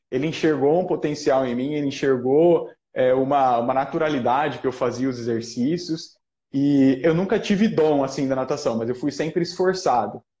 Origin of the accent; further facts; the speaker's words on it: Jaú, São Paulo, Brazil; É o Bill, ele é de Jaú, foi a minha cidade natal.